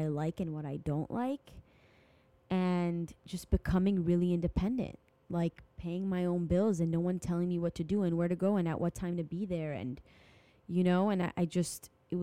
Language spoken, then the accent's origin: English; France; I'm from France